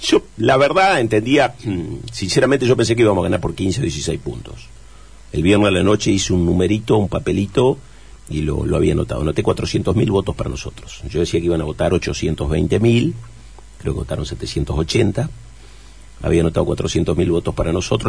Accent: Chajarí, Entre Ríos, Argentina; en Chajarí, en mi pueblo

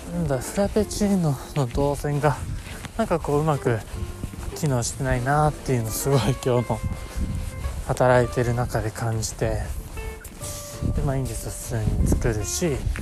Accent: Japan; 僕の地元の小林駅

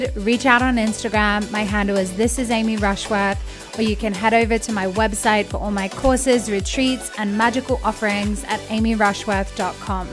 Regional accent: Australia; I'm from Australia

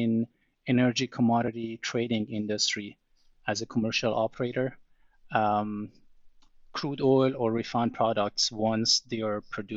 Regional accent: southern Iran, Iran; moved away; I grew up in Iran or Iran

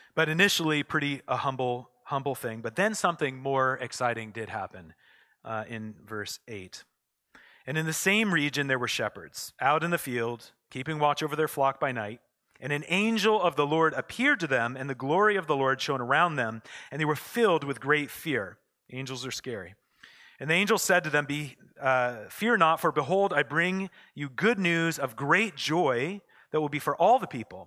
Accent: United States; now in Canada; I'm American also

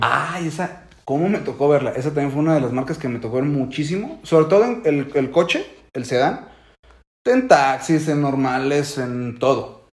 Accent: Mexico; como buen mexicano

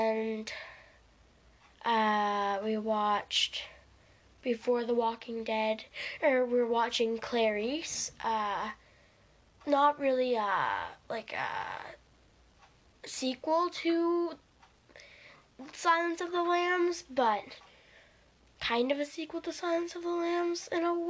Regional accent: Canada; I'm Canadian.

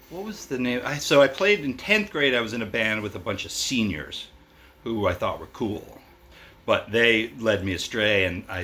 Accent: Baltimore, Maryland, United States; moved away as an adult; I grew up in Baltimore, Maryland.

